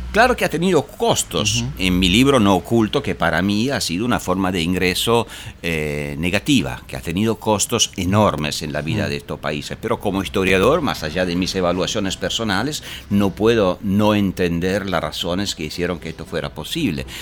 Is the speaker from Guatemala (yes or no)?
no; Italy; yo vengo de Italia, ah. hemos tenido 20 años de berlusconismo